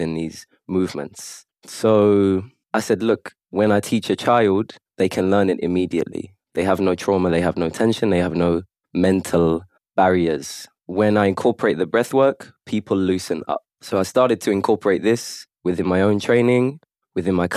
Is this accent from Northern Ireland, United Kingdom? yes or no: no; London, United Kingdom; now in Kuwait; I'm from London originally